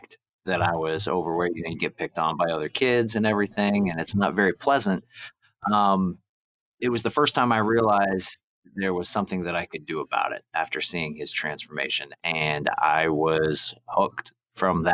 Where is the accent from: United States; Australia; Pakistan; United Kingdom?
United States; Lynchburg, Virginia; also born or lived in Canada; I'm originally from Canada. When I was about 10 years old, we moved to Lynchburg, Virginia. And I grew up there